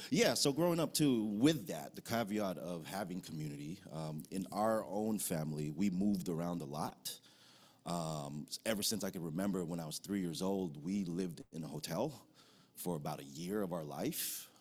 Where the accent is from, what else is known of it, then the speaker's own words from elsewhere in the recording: United States; also born or lived in Philippines; I'm an American